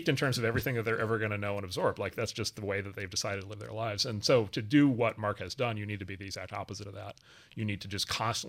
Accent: Wisconsin, United States; spend a day on a farm not far from where I grew up in Wisconsin and learn how to milk cows

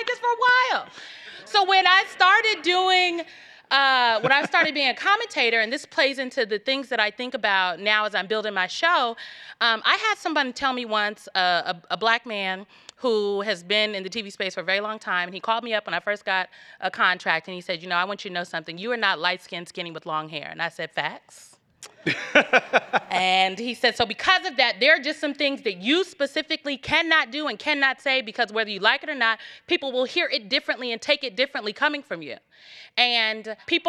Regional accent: Nebraska, United States; I'm from Nebraska and grew up going to Catholic school my entire life

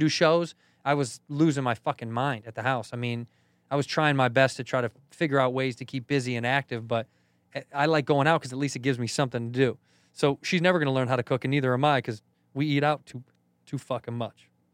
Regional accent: Chicago, Illinois, United States; I'm from Chicago

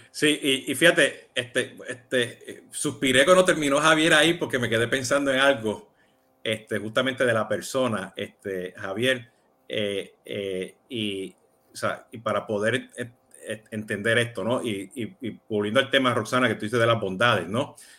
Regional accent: Puerto Rico; yo soy boricua

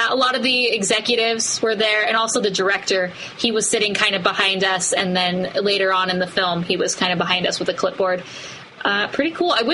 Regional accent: United States; I'm American.

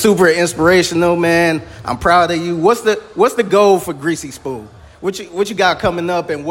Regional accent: Cleveland, Ohio, United States; I'm originally from Cleveland, Ohio, so you got to bring one to Cleveland.

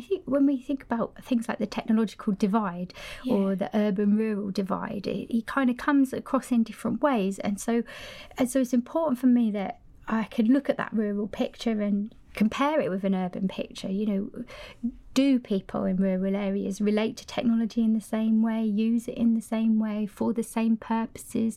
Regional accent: Cumbria, North West England, United Kingdom; moved away as an adult; now in Sweden; originally I'm from Cumbria, up in the north of the country

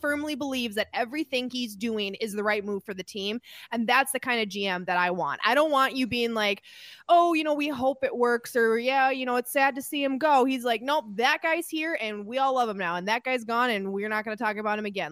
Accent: Minnesota, United States; I'm a Minnesotan

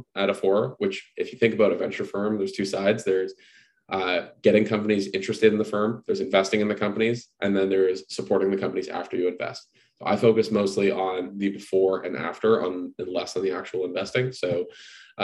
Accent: Canada; moved away as an adult; also born or lived in Toronto; now in San Francisco, United States; I have to live in Canada because I'm Canadian

